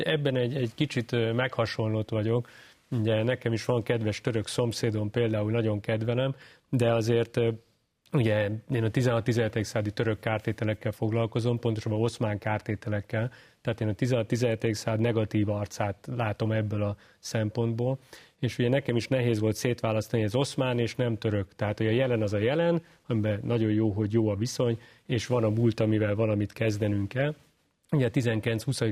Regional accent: Hungary; mivel magyar vagyok

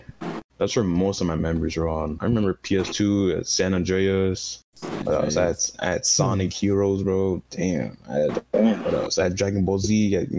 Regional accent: Canada; first language French; English is a second language; yeah, I'm from Canada.

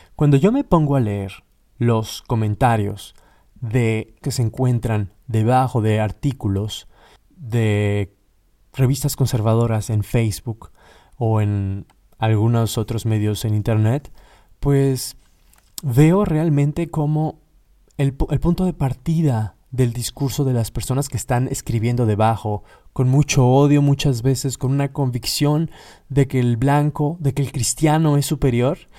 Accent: Mexico; moved away as an adult; also born or lived in Katowice, Poland; now in Warsaw, Poland; soy mexicano, egresado de la Universidad Nacional Autónoma de México

